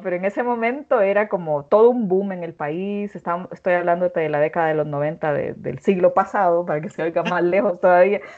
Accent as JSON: {"language": "Spanish", "country": "Honduras", "said": "en una cultura como la, como la mía, como la hondureña"}